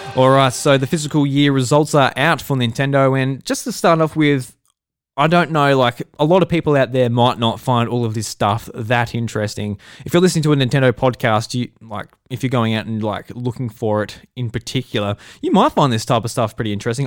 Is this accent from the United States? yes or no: no; Australia; I'm Australian, I'm in Australia